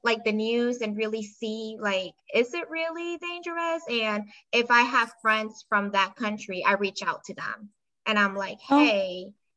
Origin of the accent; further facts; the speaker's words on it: Panama; moved away as an adult; now in United States; I was born and raised in Panama, and I moved here a few years ago as an adult to the US